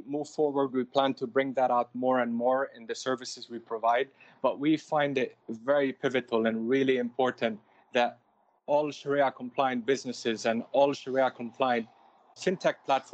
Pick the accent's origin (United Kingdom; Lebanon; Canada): Lebanon; I grew up in Lebanon. When I first moved there, I'm saying I moved there because we had the civil war for a very long time. So a lot of us were expatriates for a while